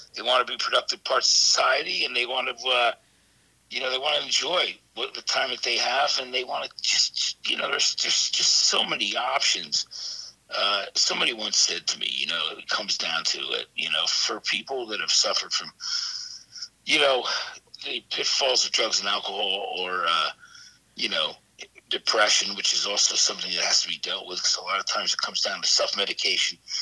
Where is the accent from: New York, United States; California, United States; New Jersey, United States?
New Jersey, United States; East Brunswick; I grew up in a town called East Brunswick, New Jersey